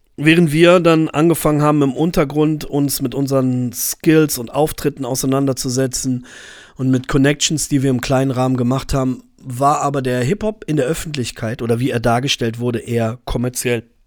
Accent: Braunschweig, Lower Saxony, Germany; first language German; bei uns in Braunschweig

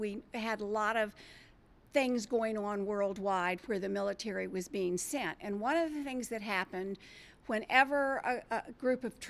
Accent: D.C., District of Columbia, United States; moved away; I grew up outside Washington, D.C.

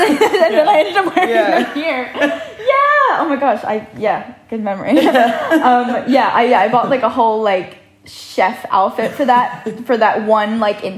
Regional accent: Pennsylvania, United States; moved away as an adult; now in London, United Kingdom; when I came back to London, so I'm from the States, Pennsylvania, so I'd gone home for Christmas

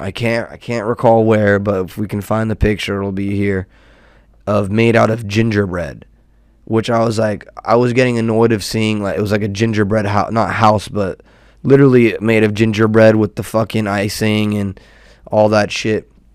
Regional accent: Southern California, United States; born and raised in SoCal and California native

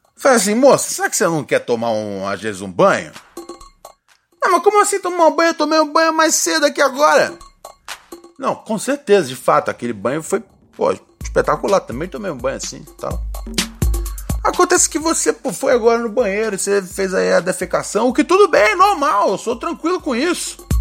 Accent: Brazil; a gente é brasileiro

